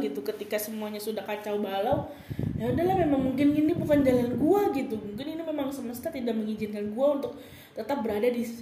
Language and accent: Indonesian; Bogor, West Java, Indonesia; setelah pulang dari Bogor setelah gue pulang kampung gue lebaran di Bogor kan